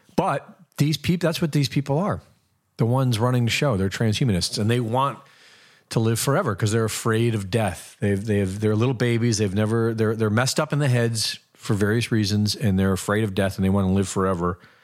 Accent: Cleveland, Ohio, United States; I grew up in Cleveland

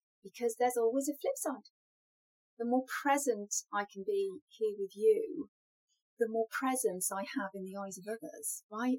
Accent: United Kingdom; I'm British, so of course I'm a tea drinker

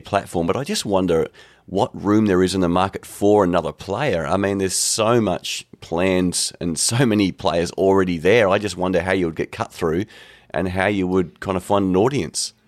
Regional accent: Devonport, Tasmania, Australia; Devonport, which is my hometown

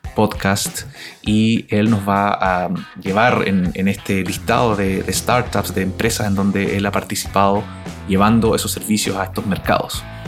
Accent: Chile; now in Canada; el podcast del Nerd from Chile

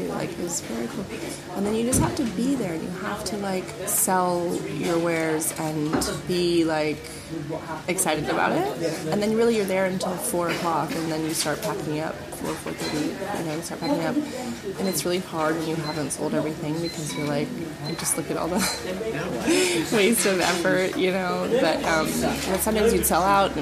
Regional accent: California, United States; moved away as an adult; now in London, United Kingdom; I came from California, where people are super open and really friendly

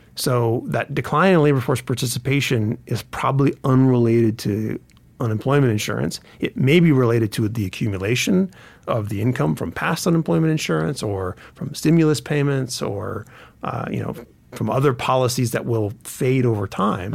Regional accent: Grants Pass, Oregon, United States; now in Montana, United States; I grew up in Grants Pass, Oregon

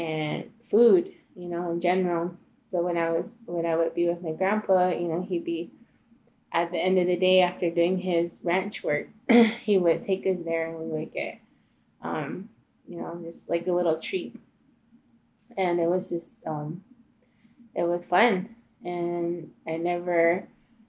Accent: Newfields, Arizona, United States; also born or lived in Komobabi; I spent a lot of time in my childhood growing up there in Newfields with my dad's family, my grandpa.

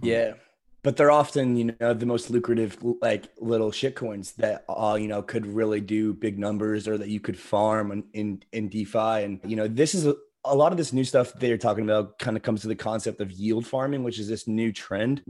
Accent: Florida, United States; I'm originally from Florida

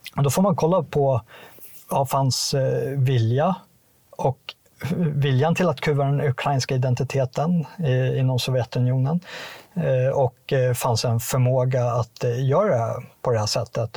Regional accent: Sweden; som, som svensk

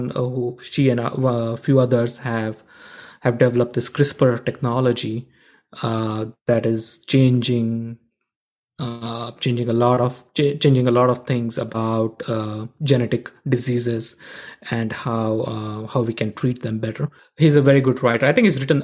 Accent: India; moved away as an adult; I grew up in India

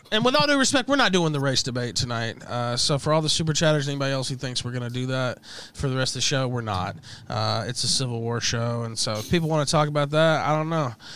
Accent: West Memphis, Arkansas, United States; I'm from the South, uh, one of the poorest places in the country is where I'm from, actually. Uh, Memphis area, Crittenden County, West Memphis

